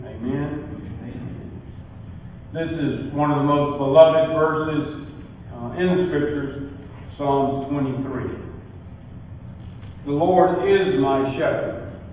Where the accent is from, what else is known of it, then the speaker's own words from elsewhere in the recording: Porterdale, Georgia, United States; I was raised in Porterdale, a little mill village in North Georgia near here. I'm a I'm proud of it. Porterdale was a great place to be raised.